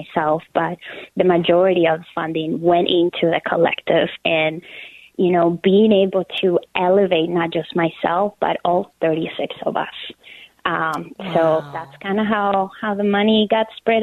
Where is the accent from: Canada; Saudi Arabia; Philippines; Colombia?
Colombia; moved away as an adult; also born or lived in United States; now in Minneapolis, United States; I am originally from Colombia. I was born and raised there, and I moved to the United States 12 years ago.